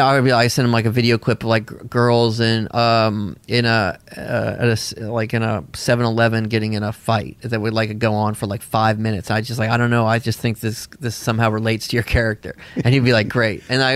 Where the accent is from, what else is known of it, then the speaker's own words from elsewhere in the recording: the South, United States; I also remembered it from growing up in the South, spring break was had been this big thing